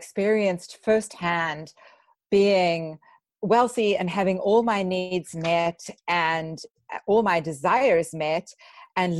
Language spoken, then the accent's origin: English; South Africa; moved away as an adult; also born or lived in Vancouver, British Columbia, Canada; now in United States; I immigrated from South Africa to Canada